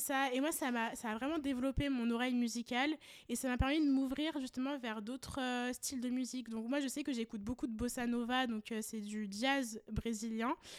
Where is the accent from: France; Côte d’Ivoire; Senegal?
France; on est nés, justement, en France. On a toujours vécu ici